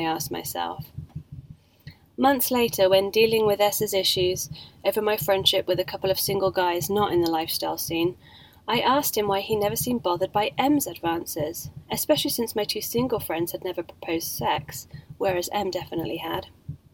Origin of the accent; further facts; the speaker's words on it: England, United Kingdom; Being English